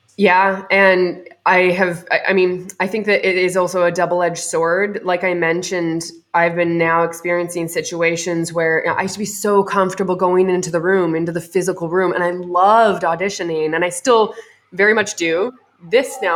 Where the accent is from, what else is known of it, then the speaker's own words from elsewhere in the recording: Canada; I'm Canadian